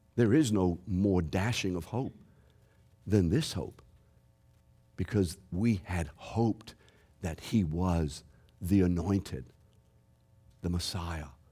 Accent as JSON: {"language": "English", "town": "New Orleans", "region": "Louisiana", "country": "United States", "said": "I'm from New Orleans."}